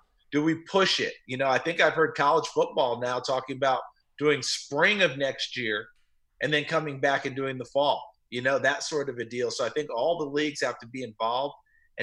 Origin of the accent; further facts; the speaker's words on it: New Paltz, New York, United States; also born or lived in Elizabethton, Tennessee; I grew up, I was born in Elizabethton, Tennessee, and my parents moved to New Paltz, New York when I was two. And the block I grew up in was terrific.